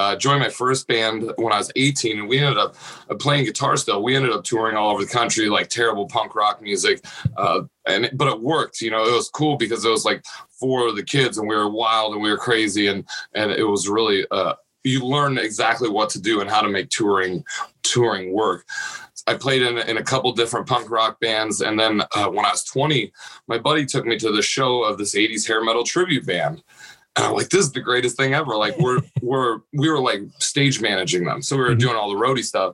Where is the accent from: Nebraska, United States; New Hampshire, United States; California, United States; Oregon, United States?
Nebraska, United States; I grew up in a smaller town in Nebraska